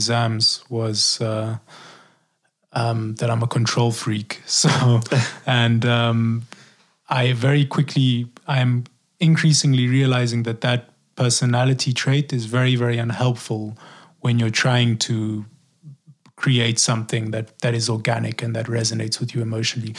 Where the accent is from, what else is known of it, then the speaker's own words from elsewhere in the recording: South Africa; also born or lived in Eswatini; I'm from South Africa